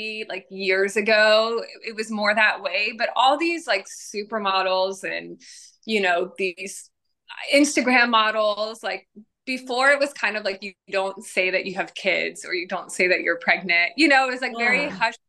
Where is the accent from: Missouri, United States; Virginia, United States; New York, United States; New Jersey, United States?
Virginia, United States; moved away as an adult; also born or lived in Los Angeles, California, United States; now in Nashville, United States; I grew up in Virginia